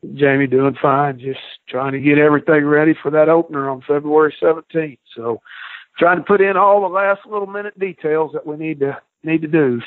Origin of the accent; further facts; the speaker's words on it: Midwest, United States; now in Hattiesburg, United States; I'm from the Midwest